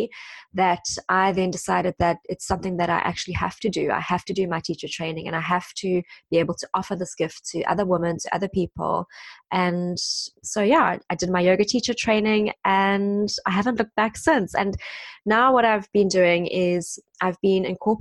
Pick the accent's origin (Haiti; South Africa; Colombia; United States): South Africa; moved away as an adult; now in London, United Kingdom; I'm South African and I've been in London now for the past 7 years almost